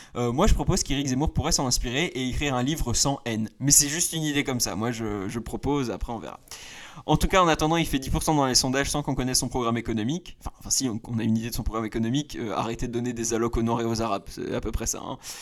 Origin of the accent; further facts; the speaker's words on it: France; je suis français